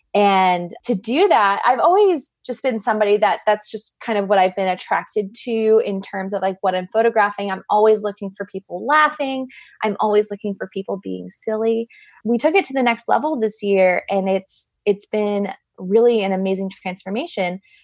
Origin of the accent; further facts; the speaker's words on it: Arizona, United States; I'm from Arizona, so that was, that was home.